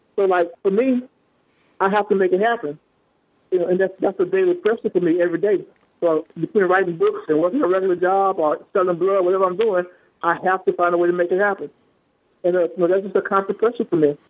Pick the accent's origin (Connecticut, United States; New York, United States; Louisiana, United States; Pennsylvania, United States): Louisiana, United States; moved away; I'm originally from Louisiana